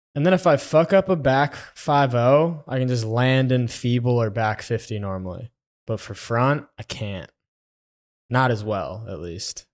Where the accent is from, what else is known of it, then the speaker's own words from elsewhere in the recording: Florida, United States; now in Texas, United States; I'm from Florida